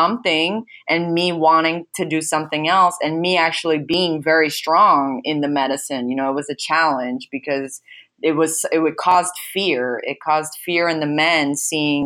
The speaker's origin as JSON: {"language": "English", "country": "United States", "tie": "born or raised there", "said": "I was raised here in America"}